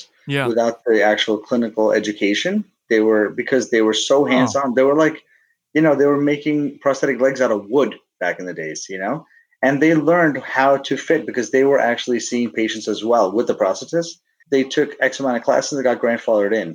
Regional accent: South India, India; moved away; I'm Indian born. I'm from South India.

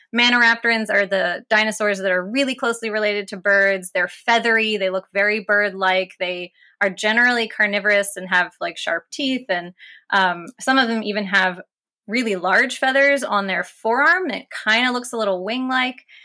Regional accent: West Virginia, United States; growing up in West Virginia

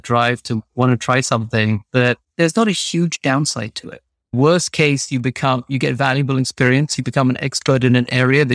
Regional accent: London, United Kingdom; moved away as an adult; also born or lived in New York / Massachusetts; My parents immigrated to England. I grew up in North London

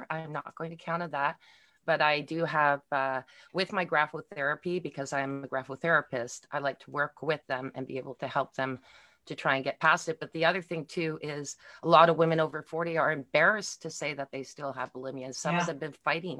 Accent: Montreal, Quebec, Canada; now in Milton, Canada; I am from originally from Montreal, Quebec, but I live in Milton, Ontario right now in Canada

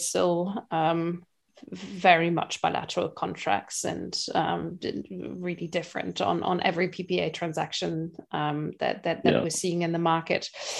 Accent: Belgium; Growing up in Belgium

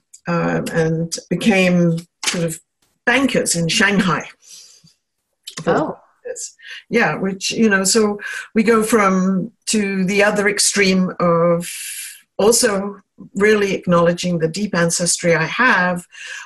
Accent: England, United Kingdom; I was born in England, and my maternal line is from Scotland

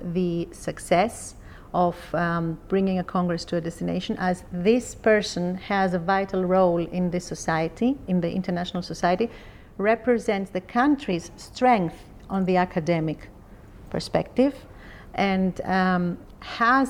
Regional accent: Athens, Attica, Greece; I come from Greece. I was born in Athens

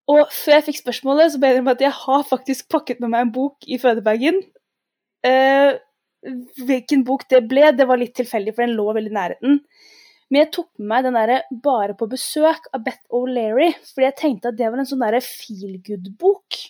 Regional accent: Oslo, Norway; Jeg er fra Oslo, gikk på skole på Frogner

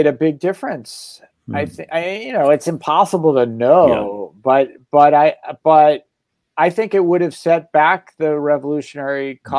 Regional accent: Massachusetts, United States; I grew up in Massachusetts as a kid, going to Old Sturbridge Village and walking the Freedom Trail.

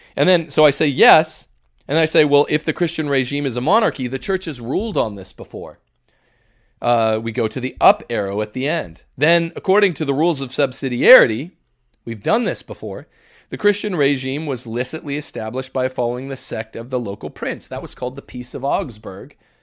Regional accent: Mississippi, United States; here in Mississippi, where Josh is, is visiting my home state

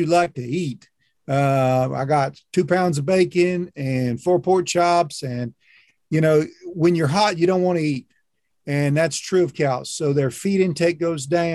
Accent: Kentucky, United States; also born or lived in Oklahoma / Texas; now in Florida, United States; I grew up in Kentucky.

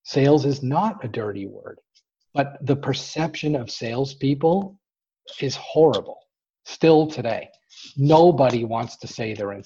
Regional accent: Boston, Massachusetts, United States; We're from Boston

